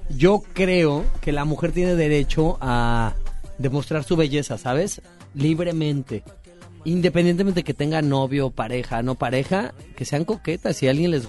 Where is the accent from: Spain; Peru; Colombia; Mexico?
Mexico; yo soy mexicano